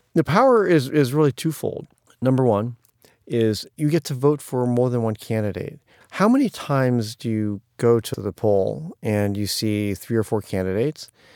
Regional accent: Ohio, United States; now in New York City, United States; there were lots of challenging issues about growing up in Ohio

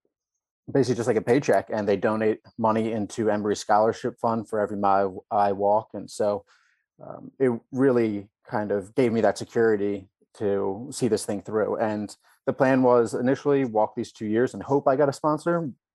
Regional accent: United States; And luckily, as an American, you have a very strong passport, so you have a lot of options.

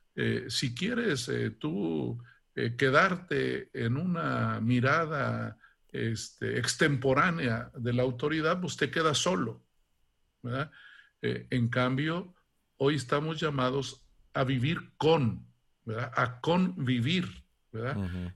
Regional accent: Santa Catarina, Guanajuato, Mexico; moved away as an adult; also born or lived in Italy; de niño, em, yo soy de un pueblecito de Guanajuato que se llama Santa Catarina

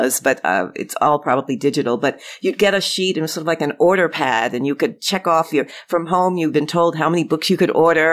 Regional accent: New York City, New York, United States; I grew up in Queens

